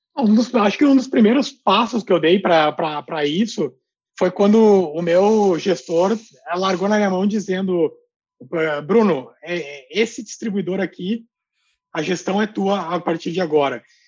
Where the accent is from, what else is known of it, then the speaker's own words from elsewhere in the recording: Gaúcho, Rio Grande do Sul, Brazil; also born or lived in Colombia; como um bom gaúcho